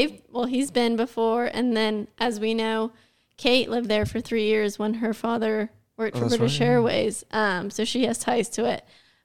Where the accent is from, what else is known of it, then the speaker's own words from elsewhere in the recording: Ireland; I'm Irish.